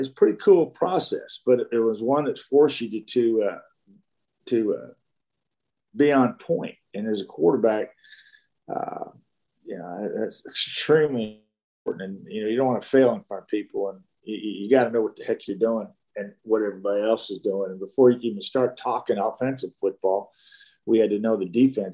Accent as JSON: {"language": "English", "town": "Dallas", "region": "Texas", "country": "United States", "tie": "born or raised there"}